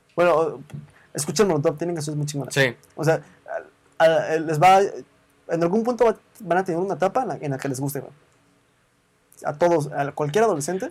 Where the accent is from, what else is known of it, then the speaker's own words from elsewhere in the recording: Mexico; aquí en México